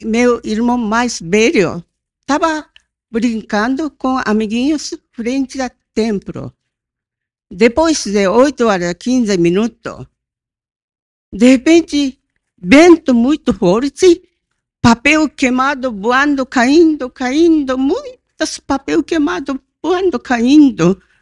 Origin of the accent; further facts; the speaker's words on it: Hiroshima, Japan; Portuguese is a second language; now in Brazil; Eu nasci na Hiroshima quando caiu na bomba atômica. Tinha dois anos.